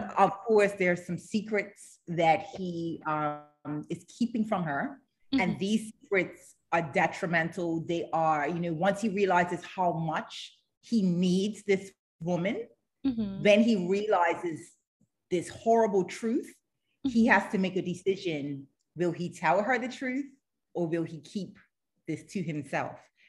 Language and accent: English; Bermuda; I'm from Bermuda